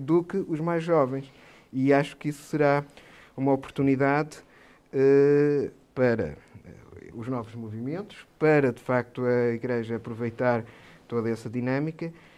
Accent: Trás-os-Montes, Norte, Portugal; como transmontano

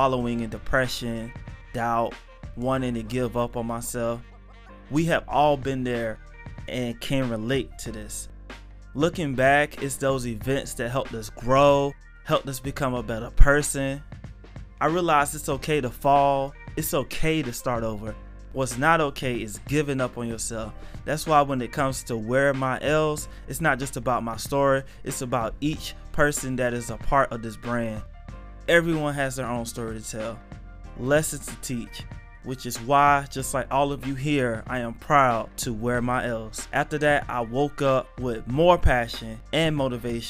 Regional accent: North Carolina, United States; also born or lived in Illinois; born in Illinois, moved to North Carolina when I was younger. I was mostly raised in a single parent home.

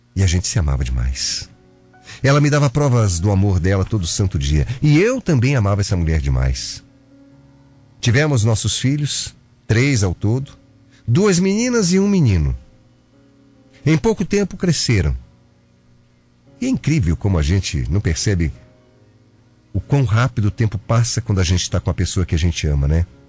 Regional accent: Curitiba, Paraná, Brazil; moved away; also born or lived in Mato Grosso / Ourinhos, São Paulo; Eu sou curitibano

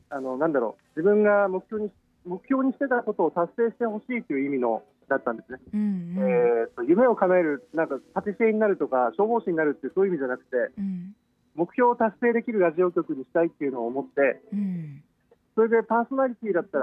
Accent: Akita, Japan; moved away as an adult; now in Okinawa, Japan; 僕は出身は秋田県になります秋田県東北から来ました

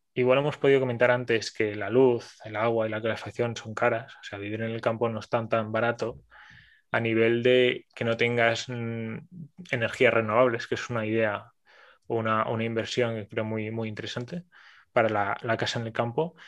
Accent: Barcelona, Catalonia, Spain; soy una persona de Barcelona

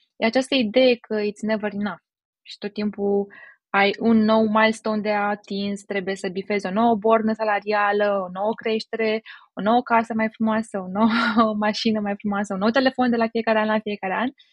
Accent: Romania; noi ca români

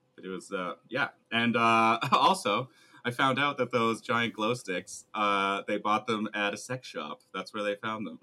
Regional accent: Canada; we're too Canadian

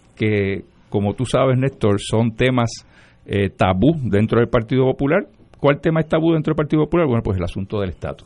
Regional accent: Lares, Puerto Rico; nací y me crié en Lares

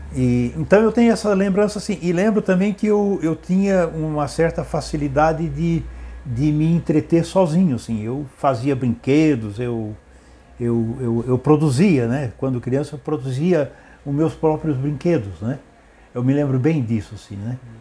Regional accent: Criciúma, Santa Catarina, Brazil; also born or lived in Urussanga, Santa Catarina, Brazil; nasci na cidade de Uruçanga, é, no dia 27 de 12 de 1956

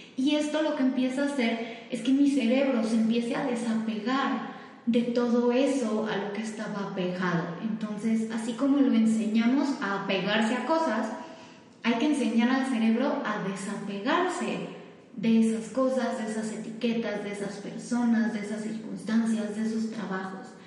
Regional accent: Mexico; also born or lived in Switzerland; soy mitad mexicana y mitad suiza

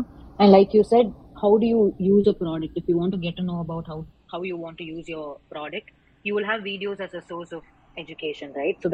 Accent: Chidambaram, Tamil Nadu, India; I come from Chidambaram, and since it's more of a rural setting

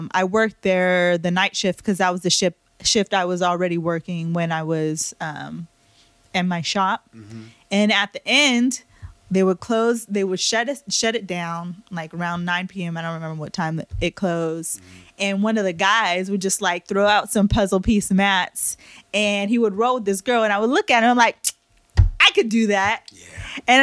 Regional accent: Bay Area, California, United States; also born or lived in Virginia Beach / Fairfield; I'm from the Bay Area, but I was deployed out in Virginia Beach

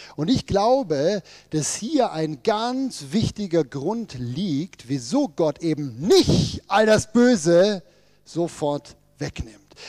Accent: Ruhr area, North Rhine-Westphalia, Germany; bei uns im Ruhrgebiet

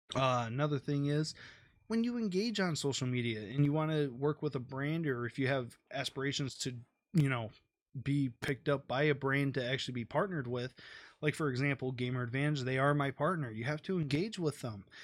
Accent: Detroit, Michigan, United States; I'm from Detroit, I'm gonna support my home team

